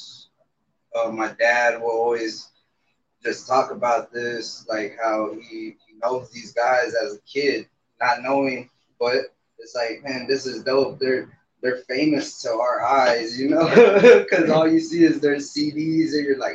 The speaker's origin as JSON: {"language": "English", "town": "Somerset", "region": "Texas", "country": "United States", "also_born_or_lived": "San Antonio, Texas", "said": "I'm from Somerset, Texas, from a little deep part of South."}